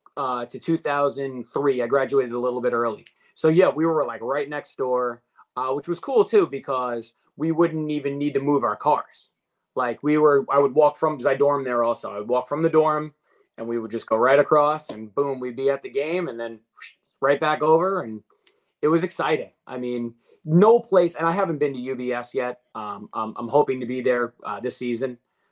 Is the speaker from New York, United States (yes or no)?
yes; Wantagh, New York, United States; I mean, so I grew up in Wanta, my wife in Seaford.